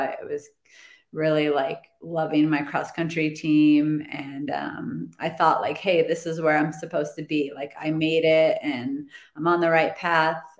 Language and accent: English; Phoenix, Arizona, United States; moved away as an adult; also born or lived in Santa Barbara; So I was moving from Phoenix to Santa Barbara